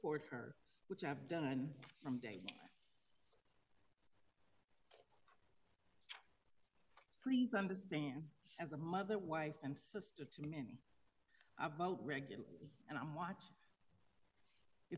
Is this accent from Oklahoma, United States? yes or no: yes; Tulsa, Oklahoma, United States; now in Denver, United States; I'm not originally from here. I'm from Tulsa, Oklahoma